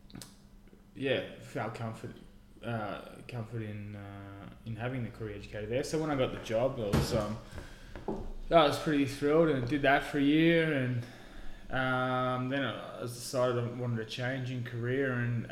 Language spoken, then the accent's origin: English; Echuca, Victoria, Australia; I was born and raised here in Echuca, born in the Echuca Hospital